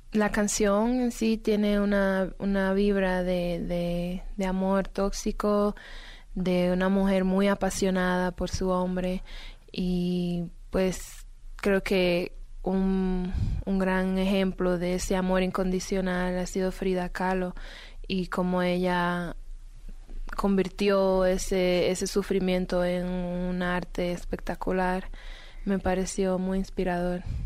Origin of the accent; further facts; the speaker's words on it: Dominican Republic; yo soy dominicana